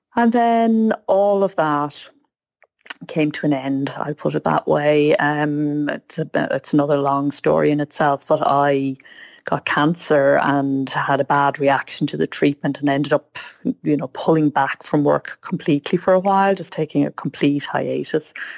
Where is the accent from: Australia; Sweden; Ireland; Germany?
Ireland; I grew up in Ireland where being a writer meant being Yeats or Joyce